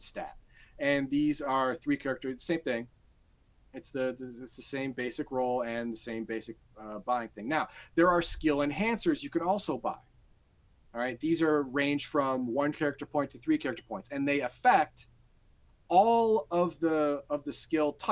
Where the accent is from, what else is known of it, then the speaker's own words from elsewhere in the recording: United States; Garthon and I, we grew up in the United States, we graduated high school, and we lived in suburban areas.